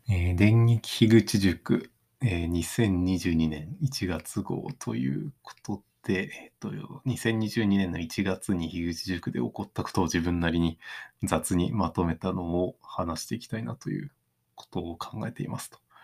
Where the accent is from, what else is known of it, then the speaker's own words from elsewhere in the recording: Takaoka, Toyama, Japan; moved away; 自分の地元だと結構まだそういう、あの、まあ富山県の高岡市の田舎のところですけど